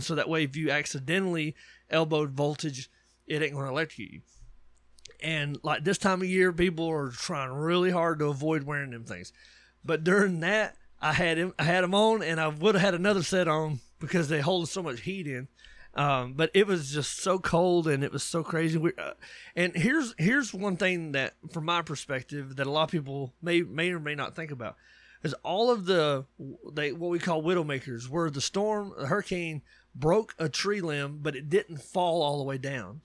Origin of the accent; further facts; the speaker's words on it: Georgia, United States; moved away; Georgia plate from my hometown